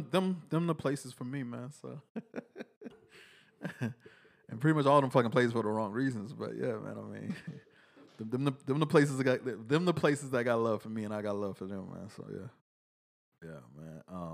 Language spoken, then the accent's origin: English; Texas, United States; Then I moved back to Texas and appreciate every fucking bit of it, man. I love Texas. I'm a Texan through and through.